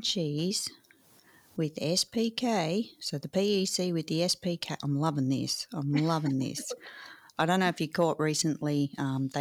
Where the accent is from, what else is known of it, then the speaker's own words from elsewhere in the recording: Australia; as all Aussie kids growing up